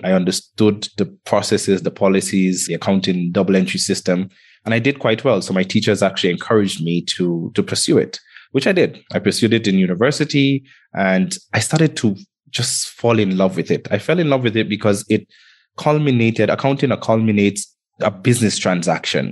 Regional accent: Antigua & Barbuda; also born or lived in Kenya; I grew up in the Caribbean um, in an island called Antigua. And I was actually born in Kenya.

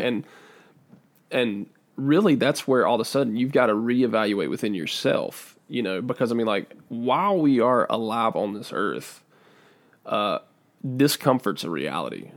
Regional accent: United States; I'm from Davidson County

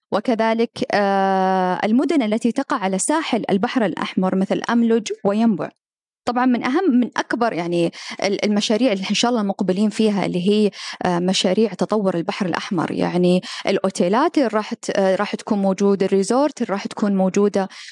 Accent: Saudi Arabia; أني أنا سعودية

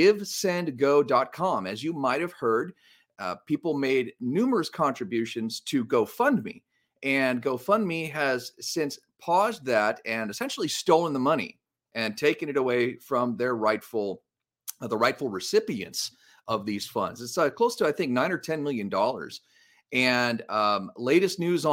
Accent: Los Angeles, California, United States; right here in my hometown of Los Angeles

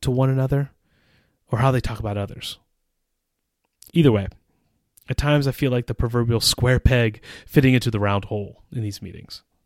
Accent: United States; moved away as an adult; now in Czech Republic; As an American who has lived in the Czech Republic for almost twenty years

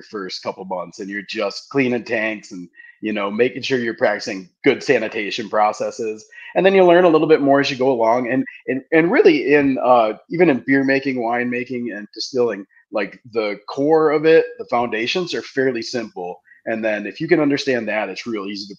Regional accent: Marinette, Wisconsin, United States; I'm from Marinette, where the winery's at. We're in the town of Peshko, but we're Marinette. And I came back home after the Navy, and I did construction growing up.

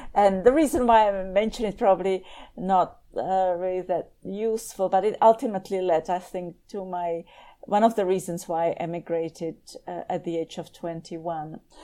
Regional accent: Prague, Czechia; moved away as an adult; also born or lived in Southampton, England / Lincoln, Nebraska; I was born in Prague

